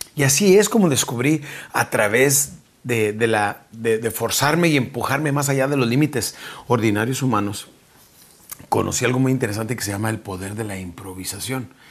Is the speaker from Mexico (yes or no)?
yes; Mexico; now in Texas, United States; nuestra República Mexicana